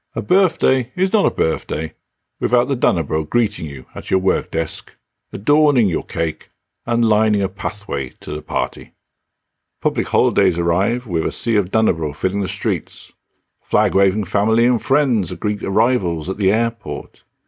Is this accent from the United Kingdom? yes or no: yes; England, United Kingdom; now in Denmark; I typically refer to myself as British rather than English